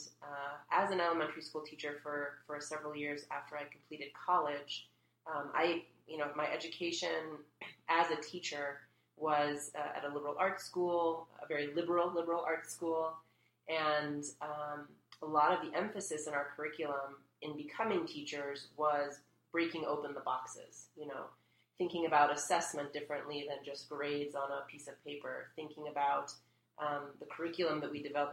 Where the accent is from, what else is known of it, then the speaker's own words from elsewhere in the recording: United States; I was born here in the States